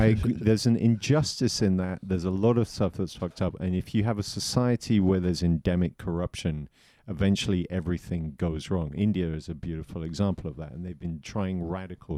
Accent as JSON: {"language": "English", "town": "Southampton", "region": "South East England", "country": "United Kingdom", "tie": "born or raised there", "said": "I grew up near Southampton, in the south of England"}